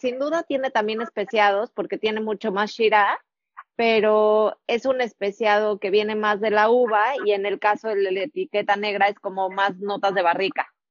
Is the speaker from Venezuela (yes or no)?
no; Mexico; como mexicanos